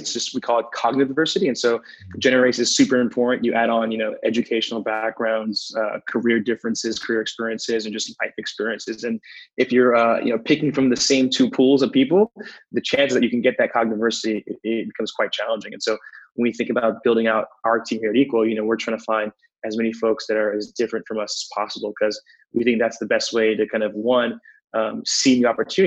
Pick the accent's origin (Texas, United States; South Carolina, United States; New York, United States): New York, United States; also born or lived in Manhattan, New York / Queens, New York / Spring Valley, New York / Newburgh, New York; I grew up in New York, most of my life, just different parts of New York